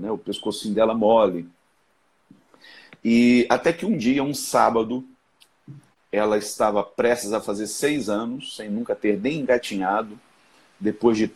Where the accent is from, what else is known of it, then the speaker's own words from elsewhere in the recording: Rio de Janeiro, Brazil; Sou do Rio, sim.